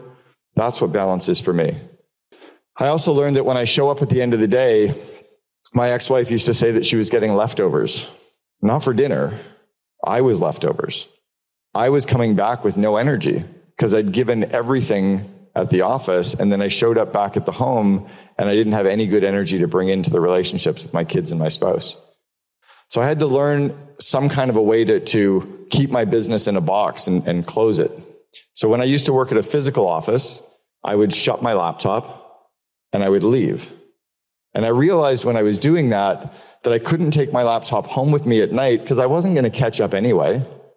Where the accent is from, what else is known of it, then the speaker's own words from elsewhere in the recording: Canada; also born or lived in Seattle; I'm moving from Seattle back to Canada